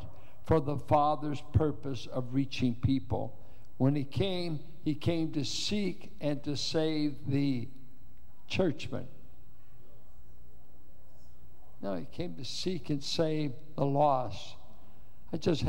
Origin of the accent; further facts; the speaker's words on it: Richmond, United States; being a Richmond boy